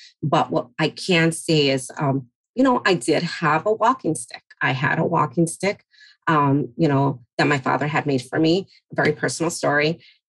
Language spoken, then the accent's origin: English; Mexico; moved away; Growing up in the Latino and Hispanic community, you definitely learn how to navigate, especially you're coming from a different country, like my parents, myself from Mexico. And so you arrive and you learn to adjust, speak the language, and just become resilient.